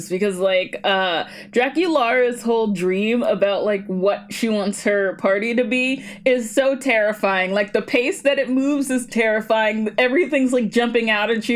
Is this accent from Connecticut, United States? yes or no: no; Georgia, United States; I am from Georgia